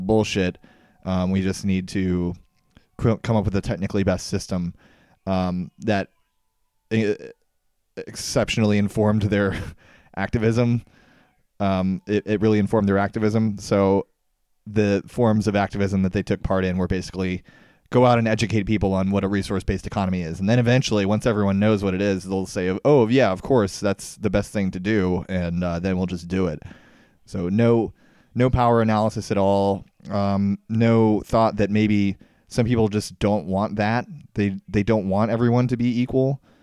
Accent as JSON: {"language": "English", "town": "Ashburn", "region": "Virginia", "country": "United States", "tie": "born or raised there", "said": "I grew up in Northern Virginia, um, in in Ashburn"}